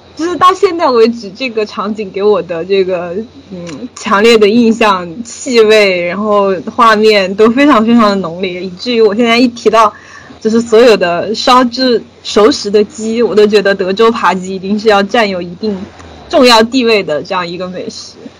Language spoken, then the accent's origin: Chinese; Sichuan, China; accent: Sichuanese; 四川话里面管谈恋爱叫耍朋友